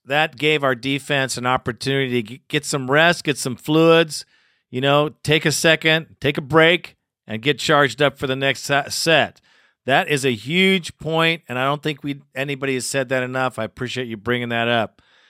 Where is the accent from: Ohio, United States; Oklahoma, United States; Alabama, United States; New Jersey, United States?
Alabama, United States; Montgomery; You know I was born in Montgomery, Alabama? Well, now you guys know that's where I was born, Montgomery, Alabama.